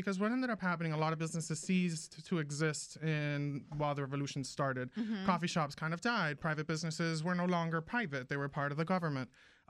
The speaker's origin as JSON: {"language": "English", "country": "Venezuela", "tie": "born or raised there", "moved": "yes", "said": "But I grew up in Venezuela."}